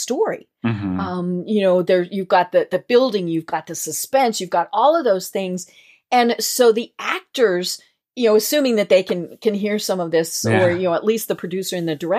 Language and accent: English; Colorado, United States; I am from Colorado